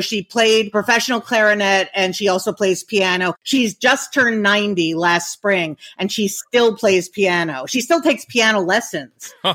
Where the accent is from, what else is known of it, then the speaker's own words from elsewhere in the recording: Leonia, New Jersey, United States; we grew up in New Jersey in a very, very tiny town in New Jersey called Leonia